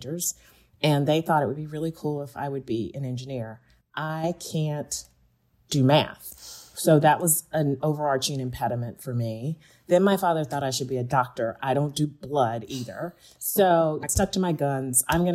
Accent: Greenville, Georgia, United States; now in Pittsburgh, United States; I grew up in rural Georgia, a small town called Greenville, Georgia, which is an hour south of Atlanta

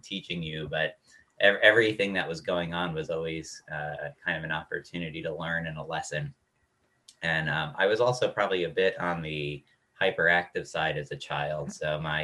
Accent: Dix Hills, New York, United States; moved away as an adult; also born or lived in Durham, North Carolina; I'm originally from New York, Long Island, a town called Dix Hills, which is about halfway out on Long Island. And went to a high school there

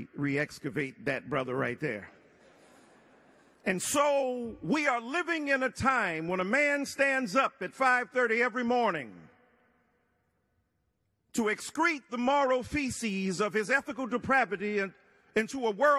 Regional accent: Detroit, Michigan, United States; 67 in Detroit, my hometown

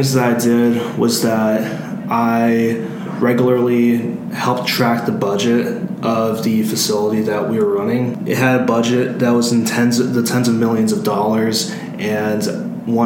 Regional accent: Louisville, Kentucky, United States; I am a senior from Louisville, Kentucky

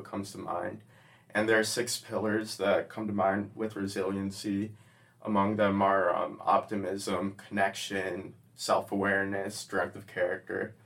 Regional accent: Fort Myers, Florida, United States; I'm from Fort Myers, Florida

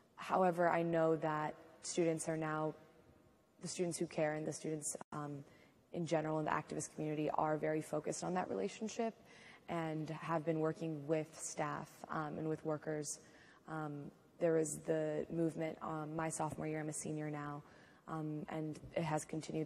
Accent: Seattle, Washington, United States; moved away as an adult; now in Durham, United States; I'm from Seattle, Washington

